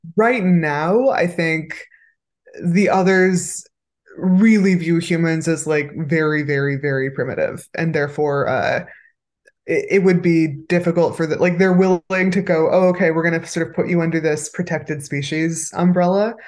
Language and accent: English; San Pedro, California, United States; also born or lived in Los Angeles; I was born in San Pedro, California